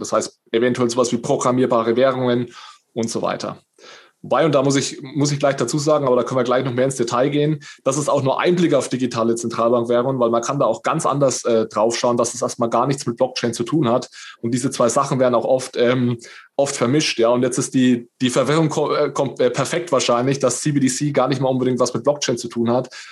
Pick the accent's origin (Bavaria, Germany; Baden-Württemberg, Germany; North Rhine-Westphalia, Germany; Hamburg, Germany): Bavaria, Germany; northern; ich komme so aus dem, aus dem Norden Bayerns